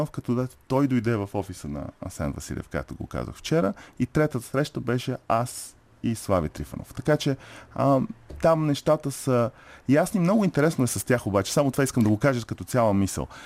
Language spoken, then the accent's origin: Bulgarian; Canada; Много ми е ясно, че а тези атаки не са защото съм канадец или не.